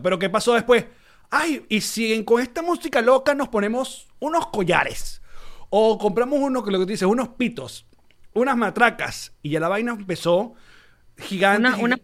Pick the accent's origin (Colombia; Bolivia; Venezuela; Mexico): Venezuela; Maracay, Aragua; moved away; yo soy de Maracay